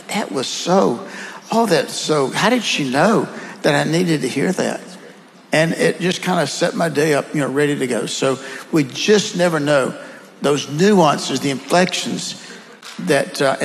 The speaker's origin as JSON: {"language": "English", "region": "the South", "country": "United States", "accent": "Southern", "said": "with my Southern accent"}